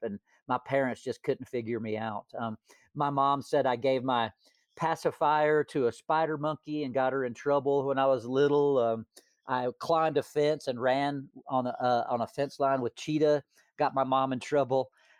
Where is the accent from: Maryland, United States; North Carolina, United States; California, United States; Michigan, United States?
North Carolina, United States; Hot Springs; also born or lived in Florida; I was born in Florida, but my mom and dad divorced, and I moved back to my mom's hometown of Hot Springs, North Carolina, when I was in kindergarten. So that's where I developed my accent.